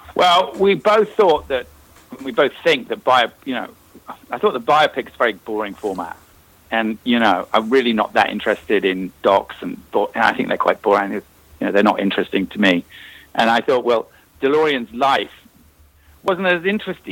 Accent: Northern Ireland, United Kingdom; moved away; because we're both from Northern Ireland

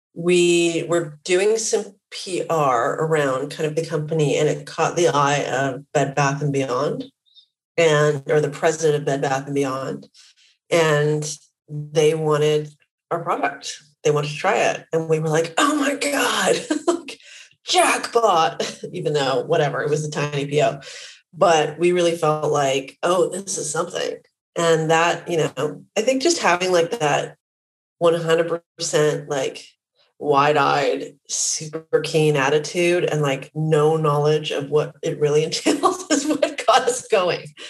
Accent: Vancouver, British Columbia, Canada; I'm Canadian. I grew up in Vancouver, Canada.

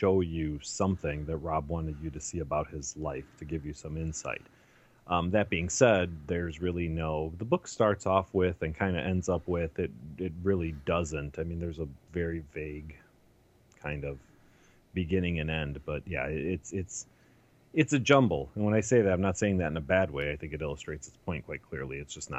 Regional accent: Cincinnati, Ohio, United States; also born or lived in New York / Chicago; including growing up in Cincinnati, my time in New York, a few years I spent in Chicago, eventually landing at Writer's Digest

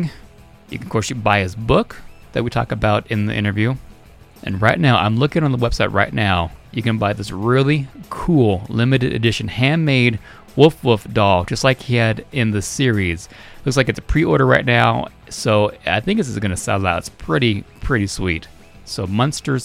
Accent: Reno, Nevada, United States; now in Montana, United States; living in Montana now, I wish it was a little warmer, but as a kid growing up in Reno

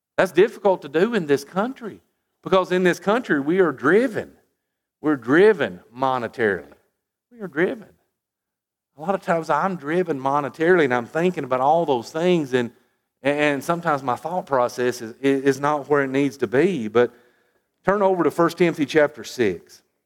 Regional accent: United States; as an American

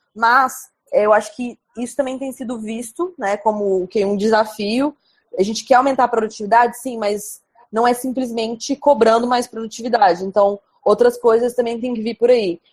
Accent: Goiânia, Goiás, Brazil; moved away as an adult; now in India; Eu sou de Goiânia, que é uma cidade quente

